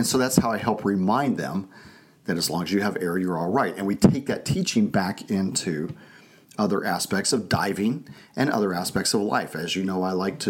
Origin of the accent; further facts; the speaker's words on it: Arizona, United States; also born or lived in Texas / California; now in Idaho, United States; Growing up in Arizona, here in Idaho